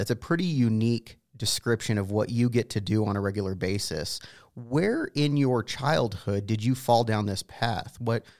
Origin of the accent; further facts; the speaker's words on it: Prescott, Arizona, United States; For me, growing up in Northern Arizona, I grew up in the Prescott area